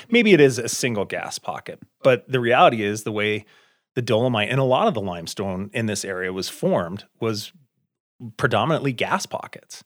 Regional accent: Cody, Wyoming, United States; also born or lived in Lander, Wyoming / Salt Lake City, Utah; I grew up in Cody, north of here, and spent a lot of my youth in Lander

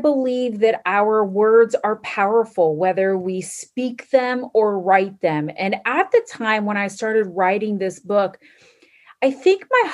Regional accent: Florida, United States; moved away as an adult; now in Indiana, United States; I am originally from Florida

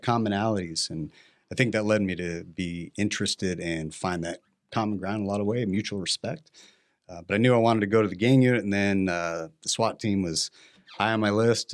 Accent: Mission Viejo, California, United States; moved away as an adult; also born or lived in Santa Ana, California; now in Arizona, United States; grew up in Orange County, California

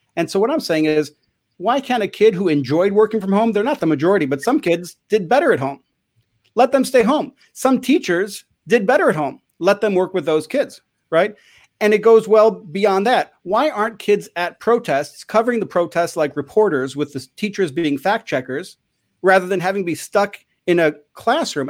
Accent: Chicago, Illinois, United States; I grew up in Chicago

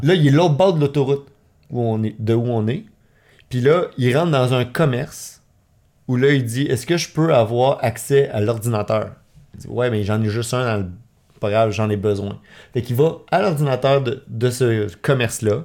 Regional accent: Laval, Quebec, Canada; now in Montreal, Canada; je viens de Laval, je suis né à Laval, puis euh, maintenant je vis à Montréal

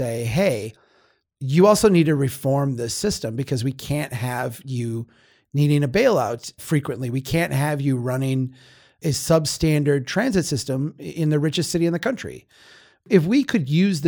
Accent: Minnesota, United States; I'll speak as a Minnesotan in this state

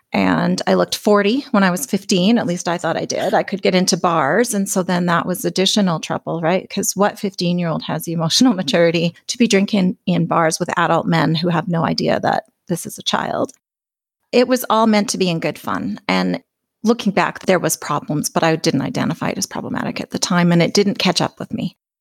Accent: Alberta, Canada; I'm from Alberta, Canada

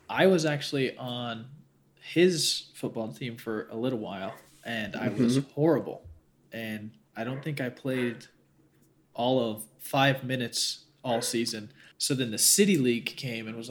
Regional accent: Hurricane, Utah, United States; also born or lived in St. George, Utah; I was born in Hurricane, but I spent some time in St. George

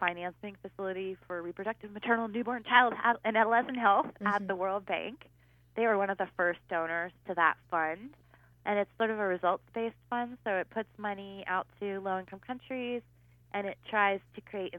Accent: United States; I'm an American

